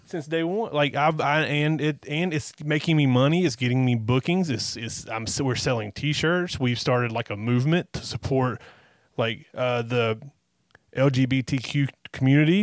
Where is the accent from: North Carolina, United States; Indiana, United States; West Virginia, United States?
North Carolina, United States; we are from North Carolina